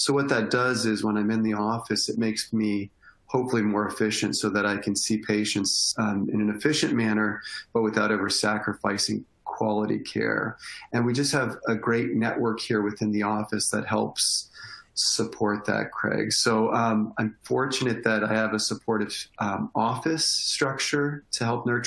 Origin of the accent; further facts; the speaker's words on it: Windsor, Ontario, Canada; moved away as an adult; also born or lived in Northwest Ohio; now in Ohio, United States; I'm originally from Windsor, Ontario, right across the river from Detroit, Michigan in Canada